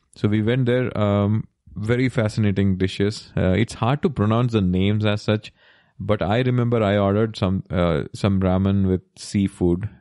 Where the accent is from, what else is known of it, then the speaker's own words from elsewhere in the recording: Kerala, India; we are from Kerala